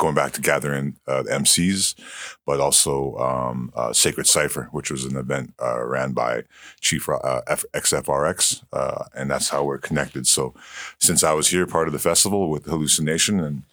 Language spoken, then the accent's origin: English; Goodfish Lake, Treaty 6, Alberta, Canada; also born or lived in Edmonton, Alberta; I'm not from this area, but I come from Goodfish Lake, Treaty 6 in Canada